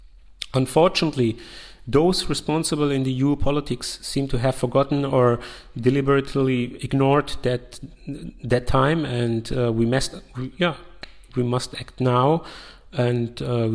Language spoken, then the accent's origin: English; Afghanistan; also born or lived in Yugoslavia; I'm originally came from Afghanistan and grew up in former Yugoslavia.